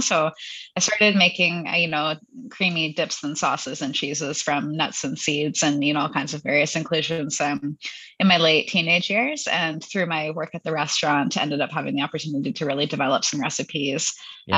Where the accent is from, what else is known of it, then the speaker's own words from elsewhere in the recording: Hamilton, Ontario, Canada; now in London, Canada; I'm from the Hamilton area originally, so I mm-hmm. live in London now, which is where the, the business is based, London, Ontario, yep. uh, Canada's London. Yep. Uh, but I grew up in Hamilton